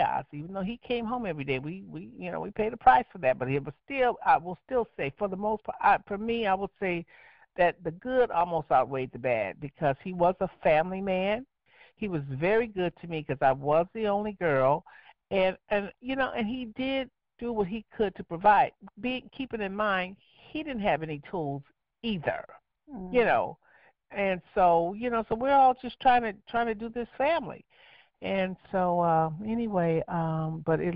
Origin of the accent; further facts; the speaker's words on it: Los Angeles, California, United States; I'm from Los Angeles